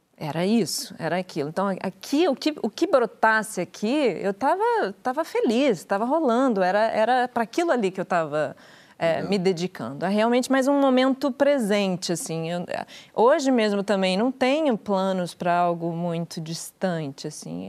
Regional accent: Curitiba, Paraná, Brazil; moved away as an adult; also born or lived in São Paulo; quando eu saí de Curitiba, que eu sou de Curitiba, e eu fui morar em São Paulo com 18

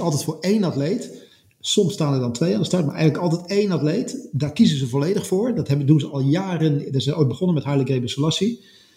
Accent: Netherlands; als Nederlander, of als, als West, als, zeg maar, wij kan bijna zeggen als West-Europeaan

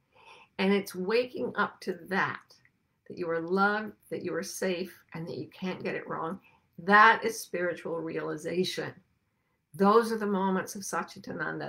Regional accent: near the Great Salt Lake, Utah, United States; I grew up near the Great Salt Lake, which was an ocean that just evaporated and left salt flats.

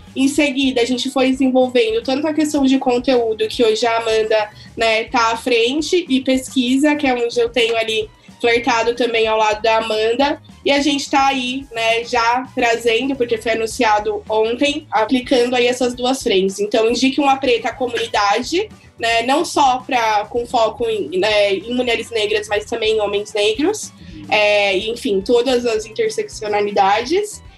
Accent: São Paulo, Brazil; Eu sou nascida e criada na Zona Leste de São Paulo

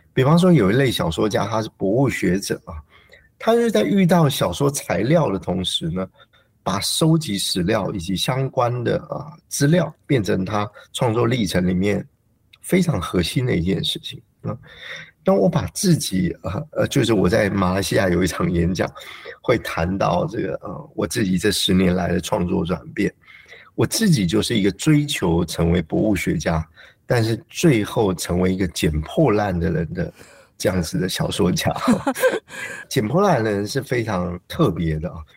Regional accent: Taiwan; 我自己在成长的时候，也就是台湾的社会状况最稳定的一段期间

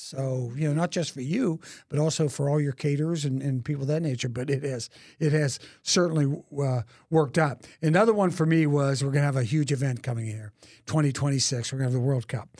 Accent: Pittsburgh, Pennsylvania, United States; also born or lived in Philadelphia; now in Kansas City, United States; I'm from Pittsburgh originally, and, um, you know, spent a lot of time in Philadelphia and a lot of other places over the country

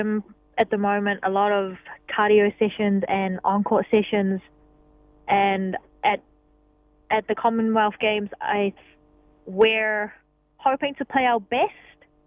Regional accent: New Zealand; first language Cantonese; English is a second language; also born or lived in Hong Kong; I was born in Hong Kong, so my first language is Cantonese, which I speak with my family at home, and then moved to New Zealand when I was 3, so English became my second language

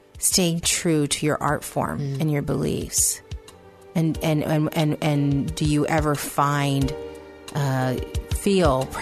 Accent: United States; me as an American

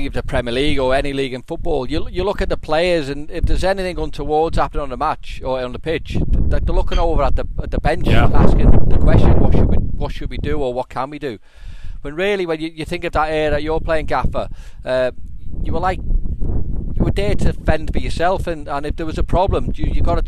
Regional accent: Liverpool, North West England, United Kingdom; my experience of growing up in Liverpool

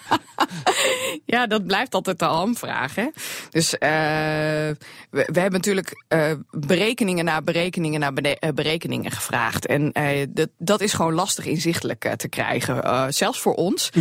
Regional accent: Drenthe, Netherlands; bij ons in Drenthe

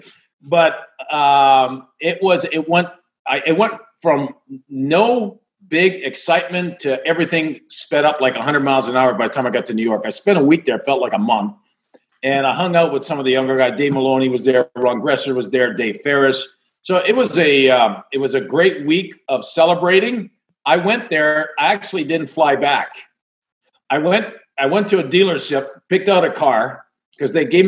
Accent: Canada; moved away; I grew up in Canada. I grew up on a lake.

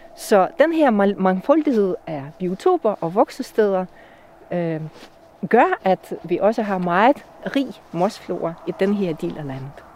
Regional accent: Russia; Danish is a second language; moved away as an adult; now in Denmark; oprindeligt kommer jeg fra Rusland, hvor jeg blev uddannet øh, som bryolog. Mm, jeg har boet i Danmark siden 2002

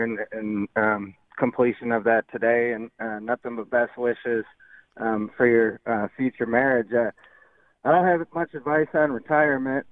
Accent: Wood Avenue and Walden, New York, United States; moved away; also born or lived in Lockport, New York; Wood Avenue and Walden, and then I lived in Lockport for a little bit

